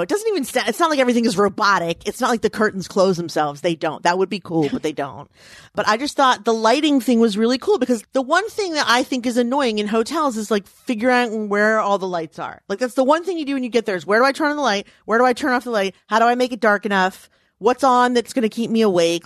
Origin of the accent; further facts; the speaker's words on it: United States; I grew up in Washington